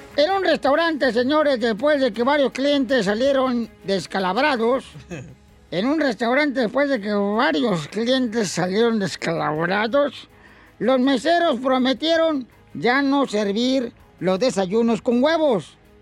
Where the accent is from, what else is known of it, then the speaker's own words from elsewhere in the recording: near Jamay, Jalisco, Mexico; moved away; Pablo es de Jamay, Jalisco, cerca, señores, de mi tierra natal